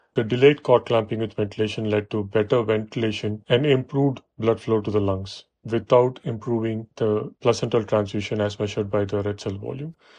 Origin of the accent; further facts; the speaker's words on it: Chennai, Tamil Nadu, India; moved away as an adult; now in United States; I was born and raised in Chennai